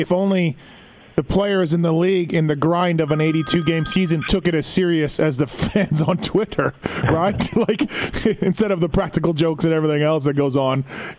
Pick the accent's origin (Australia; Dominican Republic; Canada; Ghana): Canada; now in Las Vegas, United States; as a Canadian living down here in the U.S.